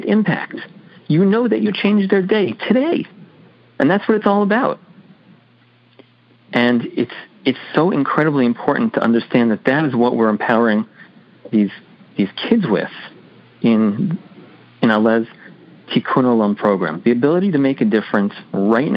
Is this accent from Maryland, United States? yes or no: yes; Baltimore, Maryland, United States; born and raised in Baltimore, Maryland